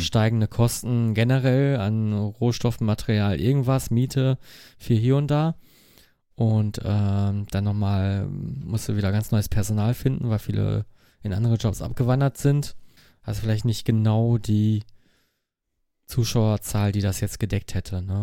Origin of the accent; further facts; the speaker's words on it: Mülheim an der Ruhr, North Rhine-Westphalia, Germany; Ich komme aus Mülheim.